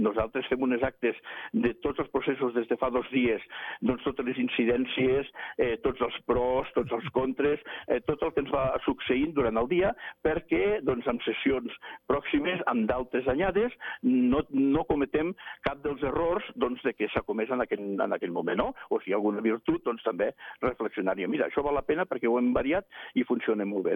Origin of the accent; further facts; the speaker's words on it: Andorra; som andorrans, eh, som gent de muntanya